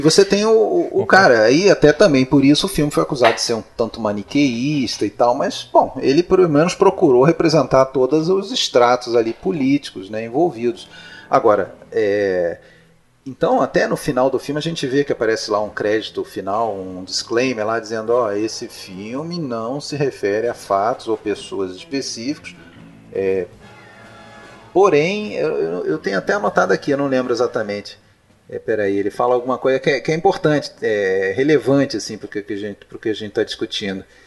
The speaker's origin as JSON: {"language": "Portuguese", "country": "Brazil", "said": "nós sendo brasileiros"}